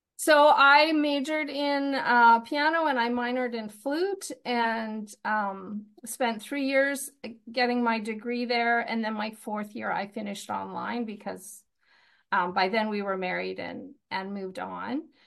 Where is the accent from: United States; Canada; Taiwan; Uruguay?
Canada; Fort St. John, British Columbia; moved away as an adult; also born or lived in Winnipeg / Comox Valley; I, I grew up in Fort Saint John, which is, uh, in the north.